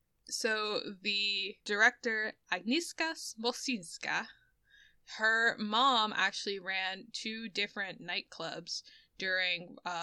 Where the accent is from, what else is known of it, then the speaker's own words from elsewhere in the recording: Philadelphia, Pennsylvania, United States; accent: Philadelphia; I am from Philadelphia, so I pronounce water like water.